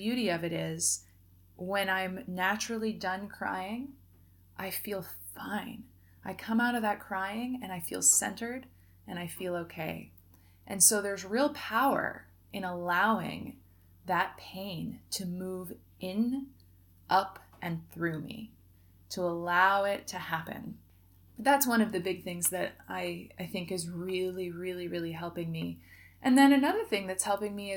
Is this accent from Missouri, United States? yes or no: no; Oregon, United States; moved away as an adult; also born or lived in Mexico; right here in my hometown